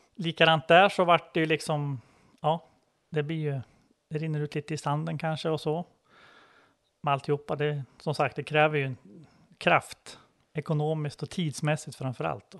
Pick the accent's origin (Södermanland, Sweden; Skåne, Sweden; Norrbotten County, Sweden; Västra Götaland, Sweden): Södermanland, Sweden; Bie; Jag är från Bie utanför Katrineholm